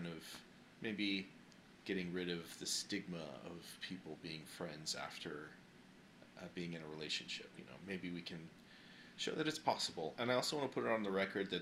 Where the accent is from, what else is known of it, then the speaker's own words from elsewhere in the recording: Idaho, United States; I grew up in Idaho